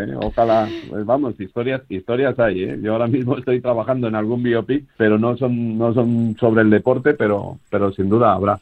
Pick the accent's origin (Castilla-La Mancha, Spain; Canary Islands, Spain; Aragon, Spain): Castilla-La Mancha, Spain; Los dos somos castellano-manchegos